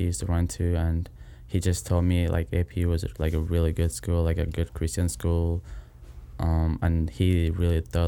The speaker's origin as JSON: {"language": "English", "country": "Kenya", "moved": "as an adult", "lives_now": "United States", "said": "I'm from Kenya originally."}